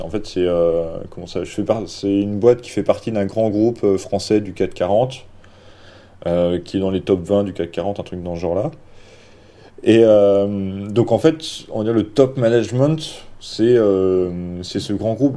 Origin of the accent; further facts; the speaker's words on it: Dijon, Bourgogne-Franche-Comté, France; moved away as an adult; also born or lived in South Asia; je venais pas de Paris, je venais de Dijon